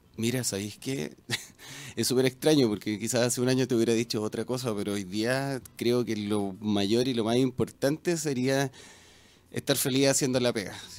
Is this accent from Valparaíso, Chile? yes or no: yes; Quillota, Valparaíso, Chile; en Quillota, Mira. que es de donde yo vengo, de la Quinta Interior